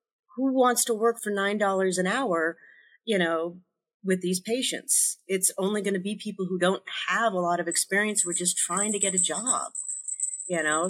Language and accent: English; Denver, Colorado, United States; moved away; also born or lived in Chile / Bay Area, California / New York / Los Angeles; I spent most of my growing up in Colorado, in Denver